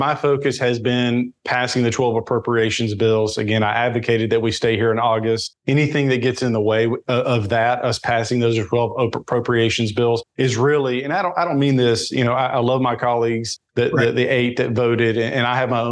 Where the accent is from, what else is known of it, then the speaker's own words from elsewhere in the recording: Tennessee, United States; my home state of Tennessee